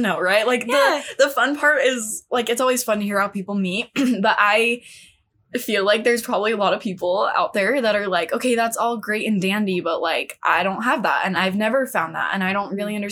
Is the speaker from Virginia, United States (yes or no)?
no; California, United States; moved away; also born or lived in Utah; I'm from California